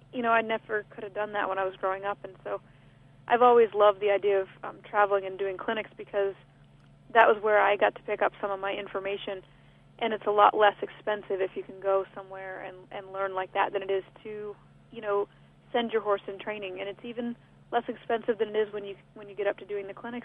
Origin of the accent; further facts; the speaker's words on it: China, Maine, United States; moved away; I grew up in South China, Maine, and my mom and most of all of my family still lives up there